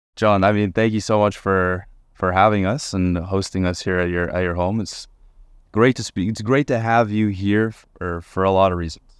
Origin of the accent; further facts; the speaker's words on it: Montreal, Quebec, Canada; I grew up in Montreal